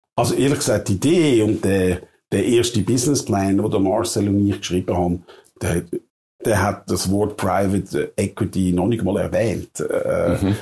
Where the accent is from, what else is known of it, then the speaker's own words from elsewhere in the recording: Wettingen, Aargau, Switzerland; also born or lived in Provo, Utah; wo ich aufgewachsen bin irgendwo in Baden-Wettigen